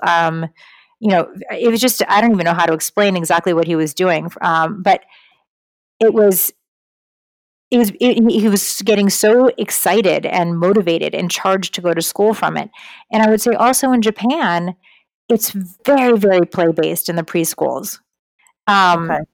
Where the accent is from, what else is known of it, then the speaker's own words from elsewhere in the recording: United States; I grew up in the Connecticut, New York area.